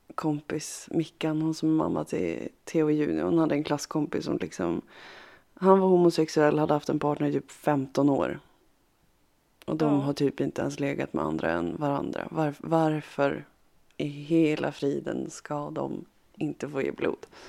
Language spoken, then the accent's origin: Swedish; Harbo, Uppsala County, Sweden; moved away; när jag var liten och så när jag bodde hemma i Harbo